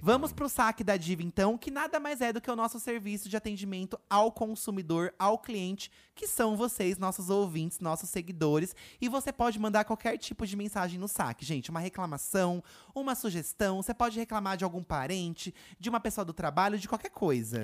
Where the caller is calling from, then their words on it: interior of São Paulo, Brazil; falo do interior de São Paulo